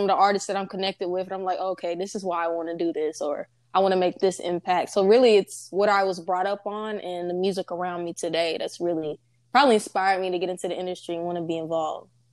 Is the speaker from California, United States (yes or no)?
no; Nacogdoches, Texas, United States; I'm from the East Texas area, from a small town called Nacogdoches